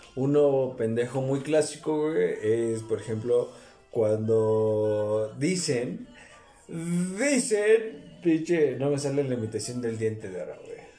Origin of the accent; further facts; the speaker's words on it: Mexico; como en México somos más morenos